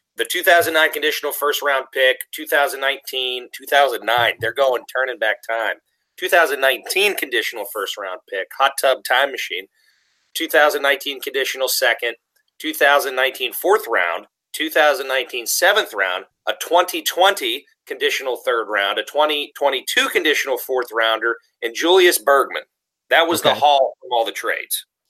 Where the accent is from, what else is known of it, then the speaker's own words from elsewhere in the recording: Pittsburgh, Pennsylvania, United States; accent: Yinzer; I'm a dude from Pittsburgh, and we're Yinzers with our hard R's and H's